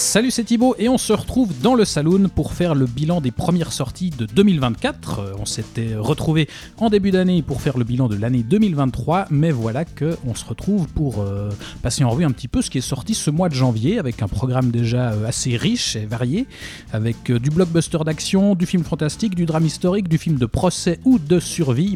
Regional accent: Switzerland; chez nous en Suisse

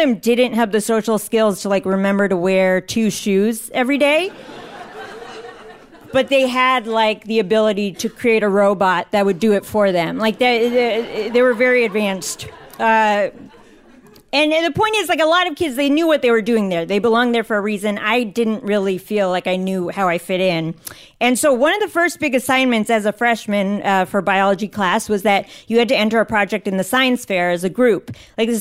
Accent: Northern Virginia, United States; I grew up in Northern Virginia

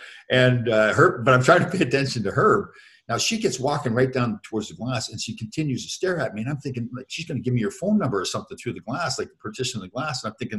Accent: Toronto, Ontario, Canada; Next game was in Toronto the next night, and that was my hometown. So my parents were in the building and everything.

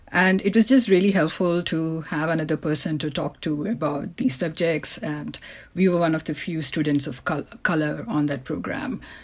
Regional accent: India; moved away; I was born in India

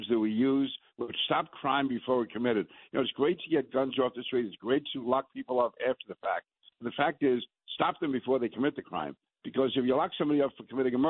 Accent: New York, United States; I'm a New Yorker

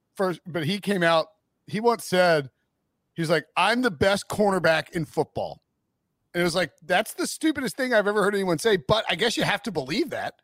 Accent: High Point, North Carolina, United States

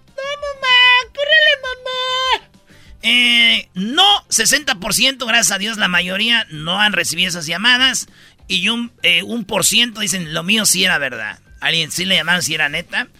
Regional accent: Jiquilpan, Michoacán, Mexico; que sí soy de Michoacán y que soy de Jiquilpan

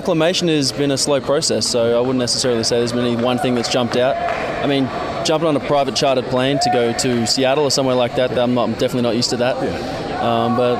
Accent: Merbein, Victoria, Australia; So I'm actually from Merbein.

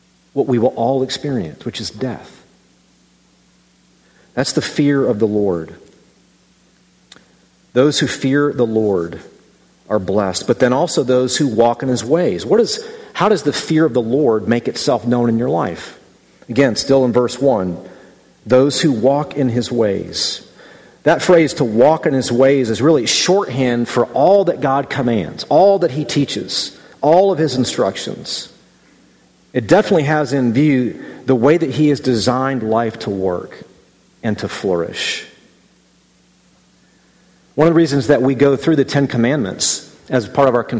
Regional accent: Midwest, United States; as a Midwesterner

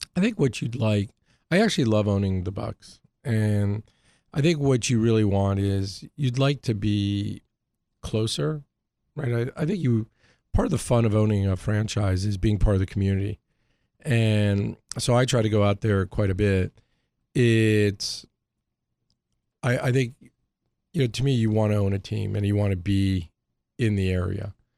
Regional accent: Hartford, Connecticut, United States; moved away; also born or lived in New York; I grew up in Hartford.

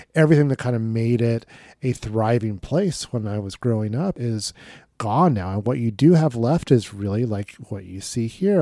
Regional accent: Dayton, Ohio, United States; my hometown

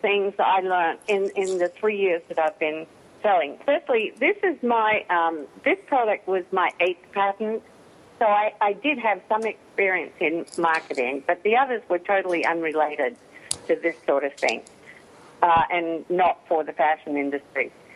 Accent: Australia; now in United States; I was born over there, and that's where my family lived. But I've been in the US since 71, so I'm more American than I am Australian.

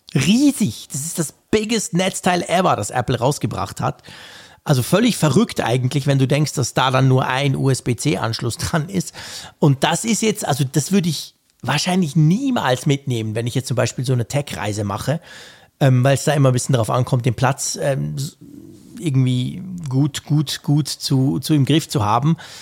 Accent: Switzerland; bei uns in der Schweiz

